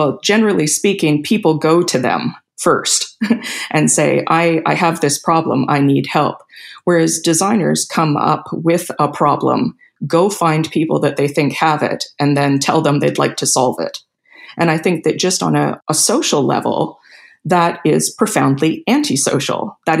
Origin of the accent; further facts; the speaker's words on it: Canada; also born or lived in South America; I'm Canadian, but I grew up in South America.